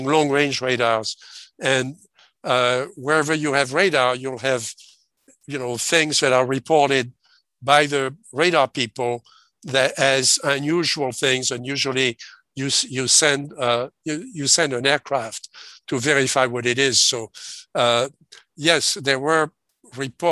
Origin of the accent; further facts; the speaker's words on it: France; grew up in France, in occupied France, okay? I was born 1939